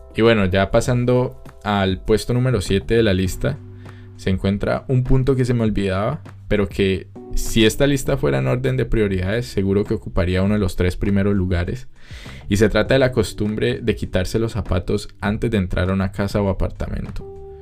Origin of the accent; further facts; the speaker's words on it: Cali, Valle del Cauca, Colombia; moved away as an adult; now in Austria; yo vengo de Cali